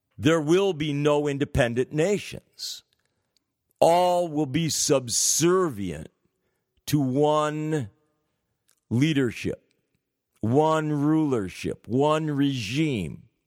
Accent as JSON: {"language": "English", "town": "San Francisco", "region": "California", "country": "United States", "tie": "born or raised there", "said": "University of California, San Francisco. Practically my hometown."}